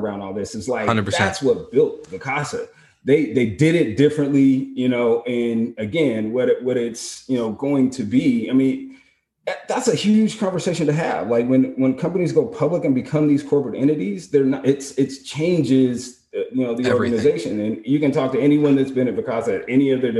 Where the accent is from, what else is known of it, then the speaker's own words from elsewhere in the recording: Portland, Oregon, United States; I'm from Portland